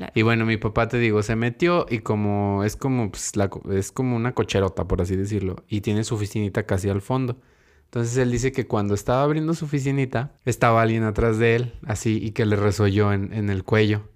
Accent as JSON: {"language": "Spanish", "country": "Mexico", "said": "como buen mexicano"}